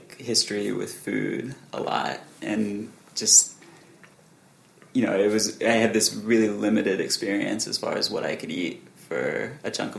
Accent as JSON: {"language": "English", "region": "Alabama", "country": "United States", "tie": "born or raised there", "moved": "yes", "lives_now": "Los Angeles, United States", "said": "I grew up maybe like 30 miles south of Birmingham in the country"}